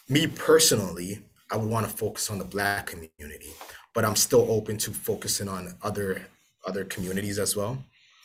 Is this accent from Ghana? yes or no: yes; Ghana; I'm from Ghana